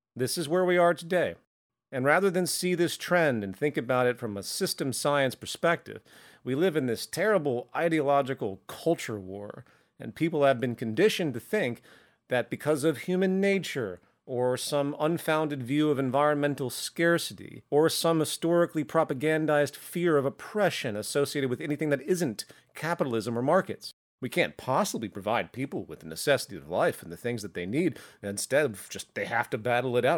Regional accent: the South of the US, United States; I grew up in the South of the U S

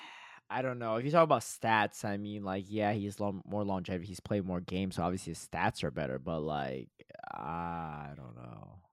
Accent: United States; I grew up in the United States and whatever, I'm American

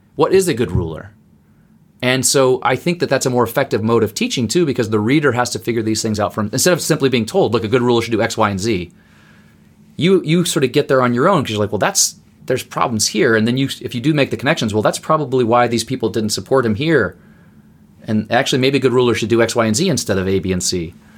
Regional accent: Berlin, Germany; now in United States; I grew up in West Berlin

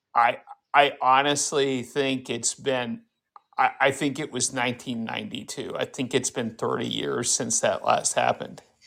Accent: Fargo, North Dakota, United States; I am from Fargo

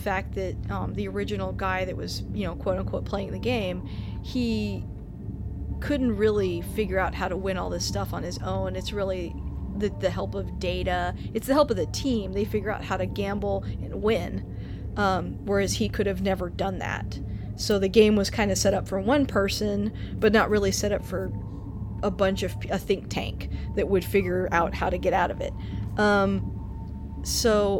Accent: Texas, United States; we're from Texas

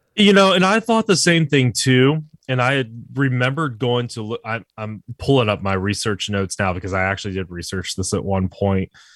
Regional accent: San Antonio, Texas, United States; now in Wilmington, United States; I'm from San Antonio

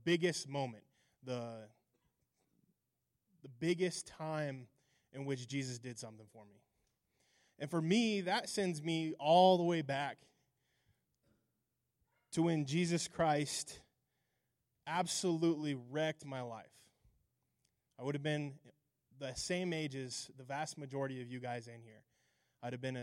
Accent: Alliance, Nebraska, United States; also born or lived in Hemingford, Nebraska; So I was born in Alliance, Nebraska. I was raised in Alliance, graduated, eventually moved to Hemingford, graduated from Hemingford High School. Grew up in Alliance.

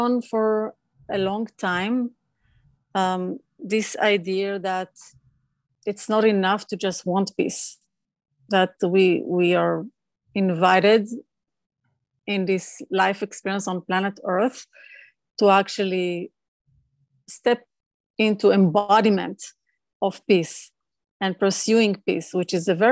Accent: Israel; moved away as an adult; now in California, United States; Growing up in Israel

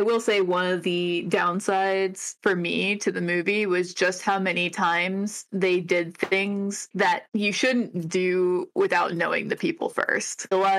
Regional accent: Ohio, United States; moved away; I'm from Ohio.

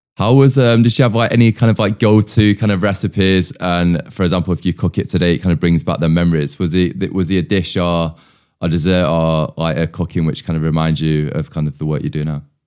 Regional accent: outskirts of Manchester, North West England, United Kingdom; So we moved away from Manchester and moved to the outskirts

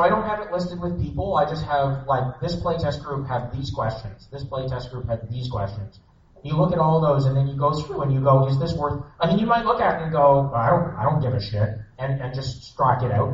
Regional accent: Canada; I'm Canadian.

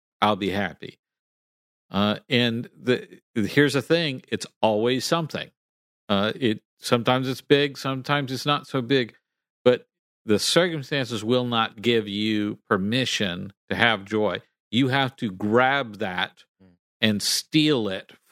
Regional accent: Texas, United States; I grew up in Texas

